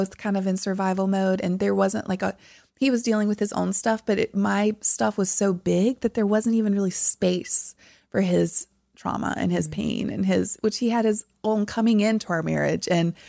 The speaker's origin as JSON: {"language": "English", "region": "the South", "country": "United States", "tie": "born or raised there", "said": "And that again, growing up in the South, everything was about appearance and looking a certain way."}